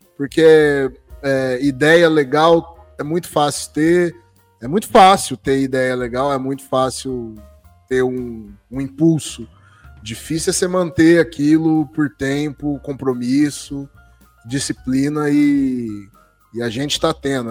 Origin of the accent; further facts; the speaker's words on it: Jabuticabal, São Paulo, Brazil; E Sertãozinho é vizinha aqui da minha cidade, eu sou de Jabuticabal